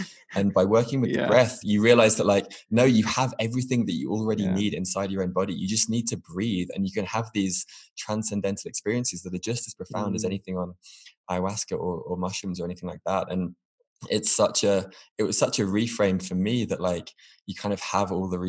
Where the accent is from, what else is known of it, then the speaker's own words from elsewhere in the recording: United Kingdom; moved away; I've kind of let go of my national identity as a Brit in some ways. And I've spent some time feeling a bit ungrounded, being nomadic and living in different parts of the world.